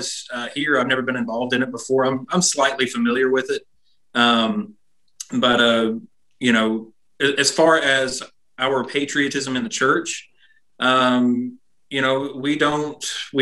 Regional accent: United States; I'm proud to be an American

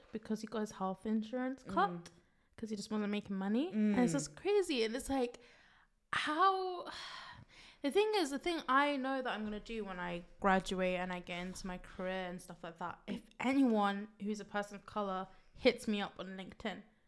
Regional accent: England, United Kingdom; Don't believe my accent. I was born here, so I have to have this accent.

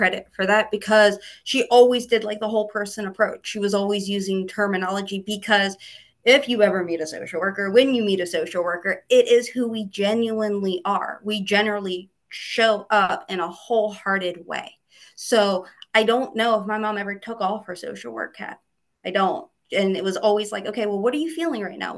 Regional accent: Aberdeen, Maryland, United States; I grew up in Aberdeen, which is right, Aberdeen Proving Ground.

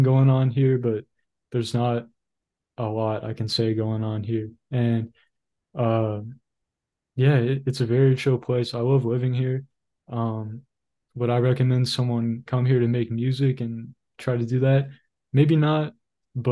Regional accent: Tulsa, Oklahoma, United States; also born or lived in Dallas, Texas; I'm from Tulsa, Oklahoma. Originally born in the Dallas area of Texas, but moved to Oklahoma when I turned 2 years old. So I've been here my whole life.

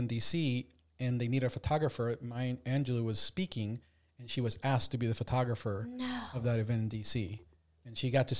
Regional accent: Reston, Virginia, United States; In Reston. We grew up in Virginia, in Reston, Virginia.

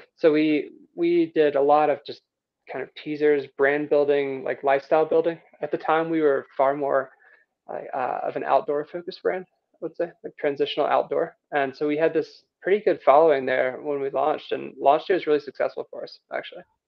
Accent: Rome, Georgia, United States; moved away as an adult; also born or lived in Vail, Colorado; now in Telluride, United States; I grew up in Rome, Georgia

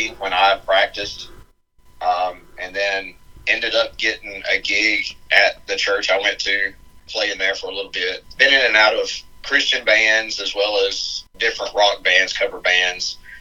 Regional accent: Phenix City, Alabama, United States; I grew up in Phenix City, Alabama

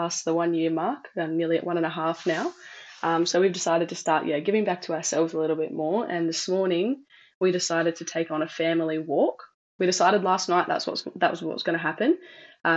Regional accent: Perth, Western Australia, Australia; I'm from Perth in Western Australia.

